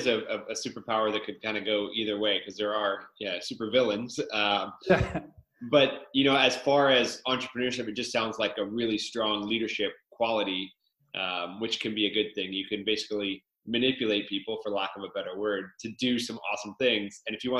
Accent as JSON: {"language": "English", "town": "Victoria", "region": "British Columbia", "country": "Canada", "tie": "born or raised there", "said": "I've only been in Victoria my whole life"}